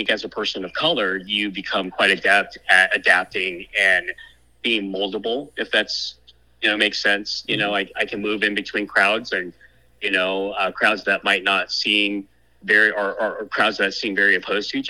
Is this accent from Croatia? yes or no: no; Thailand; born there; I was born in in Thailand. I was mm. born in a, a refugee camp uh, called …, which is also my namesake.